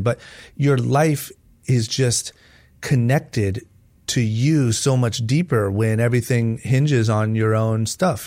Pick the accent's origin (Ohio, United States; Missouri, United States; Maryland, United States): Ohio, United States; Akron; I was born and raised in Akron, Ohio